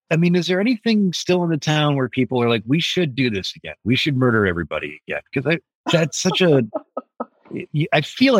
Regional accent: Allen Park, Michigan, United States; moved away; my hometown

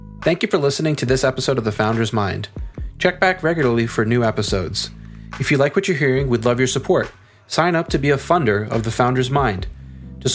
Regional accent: Maryland, United States; I'm from Maryland

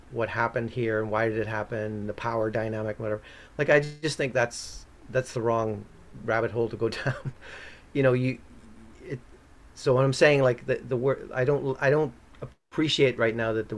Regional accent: Ireland; now in Canada; I'm from Ireland

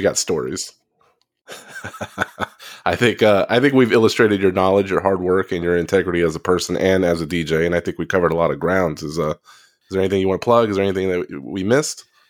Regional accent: Texas, United States; I'm from the South, you know, I, I live in Texas

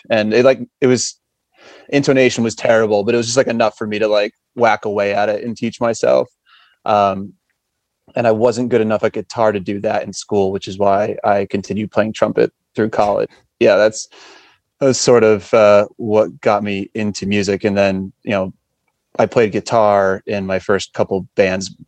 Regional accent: outside of Springfield, Western Massachusetts, United States; now in Marlborough, United States; I grew up in Western Mass, outside of Springfield

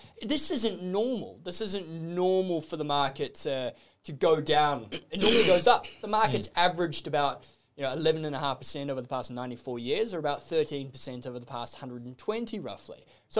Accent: Australia; I'll count myself as an Australian

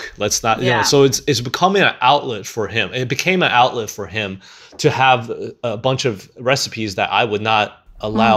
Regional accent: Michigan, United States; growing up in Michigan

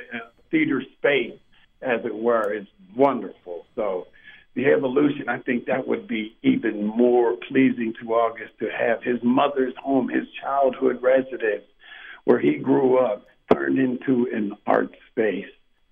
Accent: Pittsburgh, Pennsylvania, United States; also born or lived in Homestead, Pennsylvania; I was born in Homestead, at Homestead Hospital, and was raised in St. Clair Village. I went to Catholic schools most of my school years, and went to Carrick High School. But I grew up in St. Clair Village

